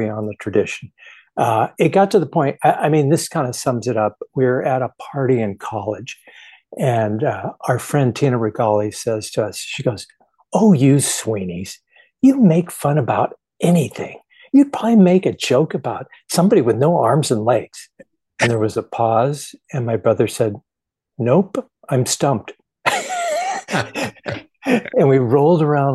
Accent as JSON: {"language": "English", "town": "Manhattan Beach", "region": "California", "country": "United States", "tie": "born or raised there", "said": "I grew up in Southern California in Manhattan Beach, which is like 20 miles southwest of downtown LA."}